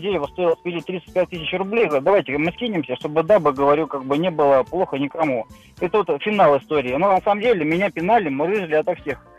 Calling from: Voronezh, Voronezh Oblast, Russia; А история была такая, ну, это, грубо говоря, значит, я, кстати, из Воронежа

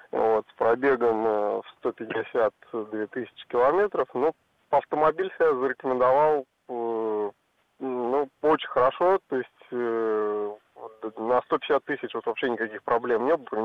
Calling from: Crimea, Ukraine; я из Крыма, и у меня Ford Focus 2016 года Titanium Универсал.

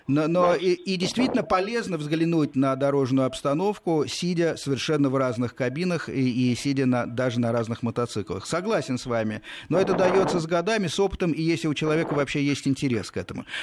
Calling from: Mytishchi, Moscow Oblast, Russia; Я из Мытищ.

